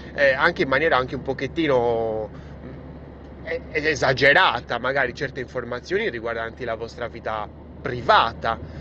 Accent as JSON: {"language": "Italian", "region": "Sardinia", "country": "Italy", "said": "io sono sardo"}